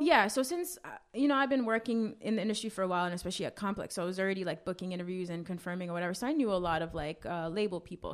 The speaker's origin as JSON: {"language": "English", "region": "New York", "country": "United States", "tie": "born or raised there", "also_born_or_lived": "Grenada", "said": "I grew up in Flatbush. I went to high school in Brooklyn. I am very much a Brooklyn girl."}